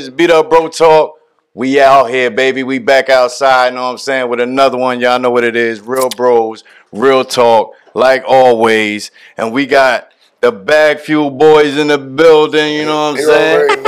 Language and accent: English; Queens, New York, United States; So I'm from Southside so Jamaica. We, we I'm, from South Jamaica, Queens. Yeah, I'm, yeah. I'm, from South Jamaica, you know Queens